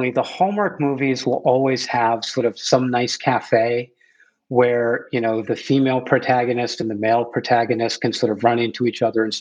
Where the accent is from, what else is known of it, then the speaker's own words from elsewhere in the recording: New Hampshire, United States; So I grew up in a small town in New Hampshire. My family's been in New England since 1620 when they got off the boat. So we've been here for a very, very long time. And my family's very much small town, rural New England